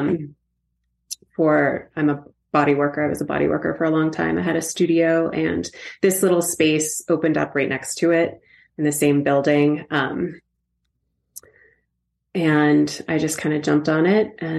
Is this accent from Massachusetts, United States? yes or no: yes; outside of Boston, Massachusetts, United States; also born or lived in Kauai, Hawaii; now in Telluride, United States; I grew up outside of Boston